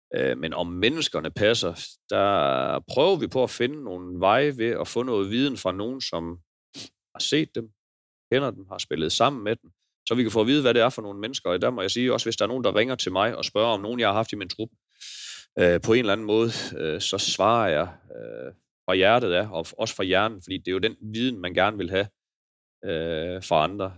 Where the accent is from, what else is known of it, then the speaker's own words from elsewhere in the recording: Denmark; jeg er jo bare jyde lidt